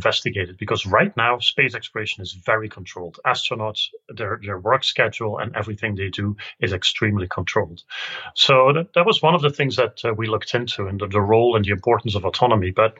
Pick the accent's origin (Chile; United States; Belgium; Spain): Belgium; I'm from Belgium